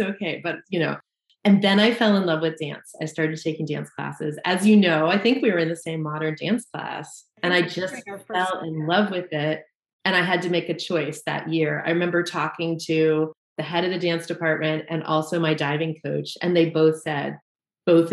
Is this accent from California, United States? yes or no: no; Southern Vermont, United States; now in Colrain, Massachusetts, United States; I grew up in Southern Vermont